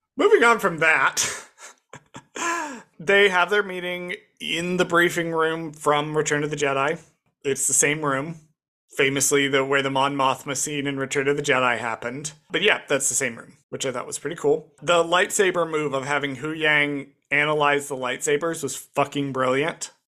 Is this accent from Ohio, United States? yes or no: no; Springfield, Illinois, United States; I grew up in Springfield, Illinois